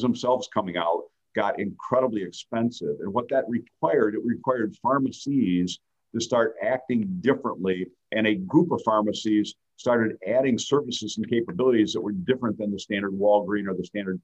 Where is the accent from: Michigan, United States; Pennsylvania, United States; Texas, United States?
Michigan, United States; Fenton; also born or lived in Davison, Michigan; I grew up in Fenton, Lake Fenton schools, kind of a country boy a little bit, you know, living on the lakes out in the Fenton area.